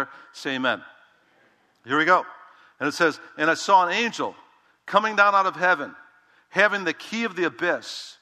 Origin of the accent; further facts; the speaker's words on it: Chicago, Illinois, United States; I'm from Chicago